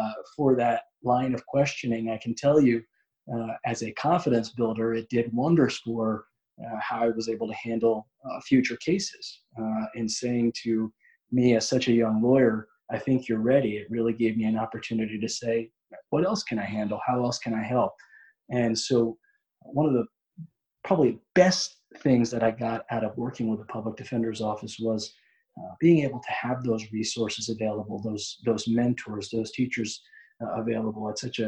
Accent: Montgomery County, Maryland, United States; a position as a public defender in the county that I was born and raised in Montgomery County, Maryland

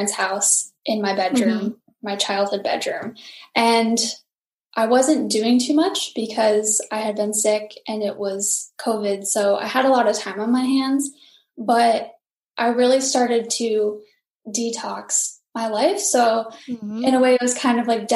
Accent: Rhode Island, United States; I am from Rhode Island and still live in Rhode Island.

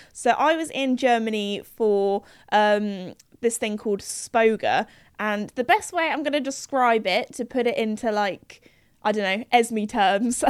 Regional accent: United Kingdom; in the U K, we have, we're very well known when we go to foreign countries for not being the best at speaking foreign languages.

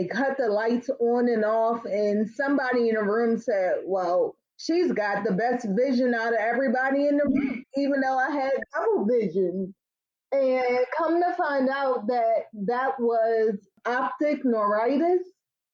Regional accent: Tarboro, North Carolina, United States; moved away; I spent a lot of time there growing up in Tarboro, North Carolina. So I consider myself a Southern girl living in the city

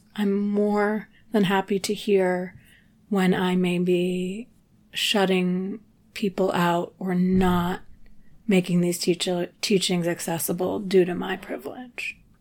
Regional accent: New England, United States; also born or lived in Telluride, Colorado / Nashville / Ventura; now in Los Angeles, United States; I grew up in New England.

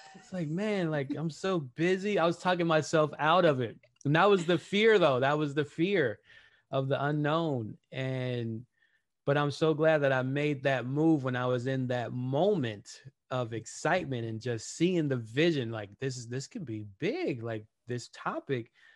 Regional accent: Los Angeles, California, United States; I grew up in Watts, I grew up in the hood

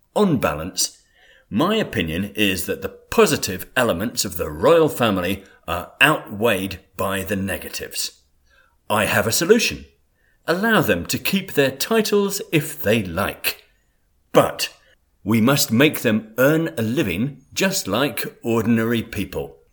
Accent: England, United Kingdom; I was born in England

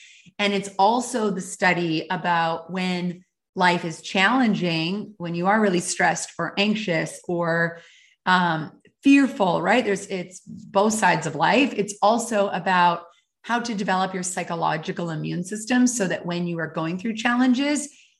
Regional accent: Calgary, Alberta, Canada; moved away as an adult; And I really rediscovered it sort of in my early 20s when I moved from Calgary, Alberta to Honolulu, Hawaii.

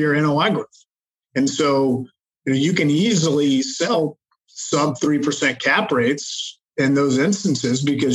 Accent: Charlotte, North Carolina, United States; moved away as an adult; also born or lived in Hong Kong / Manhattan, New York; I am from Charlotte, North Carolina originally

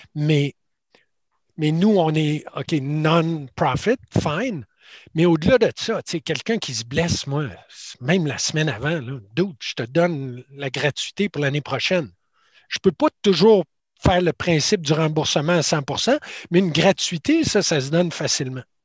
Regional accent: Quebec City, Quebec, Canada; je viens de Québec

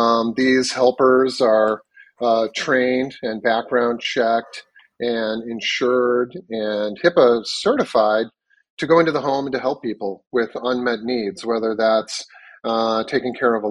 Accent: Chicago, Illinois, United States; moved away as an adult; now in Miami, United States; I'm originally from Chicago. I moved down here a year and a half ago during the pandemic

